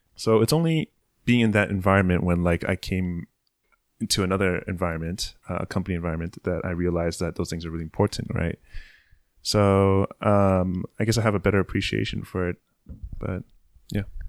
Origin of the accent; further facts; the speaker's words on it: San Francisco, California, United States; moved away as an adult; also born or lived in San Jose; now in Tokyo, Japan; born and raised in San Francisco